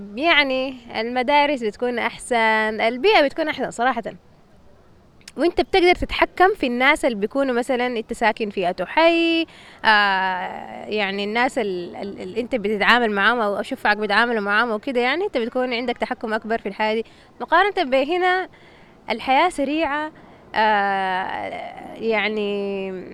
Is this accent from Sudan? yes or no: yes; Sudan; moved away; في السودان مثلا احنا